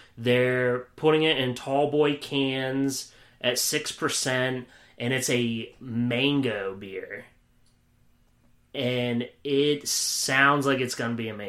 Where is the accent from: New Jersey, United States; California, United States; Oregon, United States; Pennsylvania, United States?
Pennsylvania, United States; moved away; also born or lived in Wisconsin; I'm from Pennsylvania, so like I just thought Yingling was beer. Like, that was the only beer that I, like, basically knew until, you know, I moved to Wisconsin